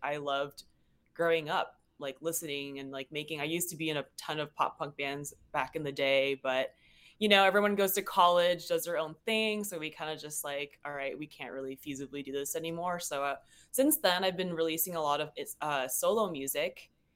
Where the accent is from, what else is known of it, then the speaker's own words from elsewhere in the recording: Seattle, Washington, United States; moved away as an adult; now in Los Angeles, United States; I'm originally from Seattle, Washington